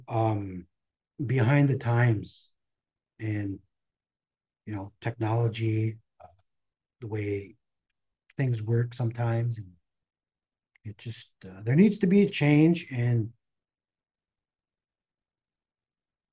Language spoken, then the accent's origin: English; Red Lake, Minnesota, United States; growing up around Red Lake